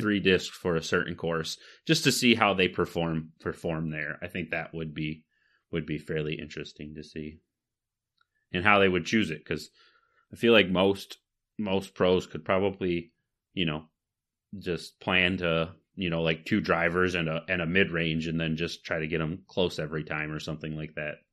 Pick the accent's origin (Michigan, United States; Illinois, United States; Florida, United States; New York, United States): Michigan, United States; we're from Michigan